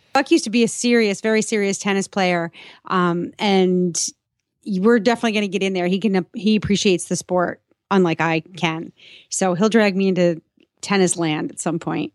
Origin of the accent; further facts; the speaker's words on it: New York, United States; moved away as an adult; also born or lived in Boston, Massachusetts; now in south of Boston, United States; I grew up in New York. I lived for most of my adult life in Boston, you know, 20, 22 years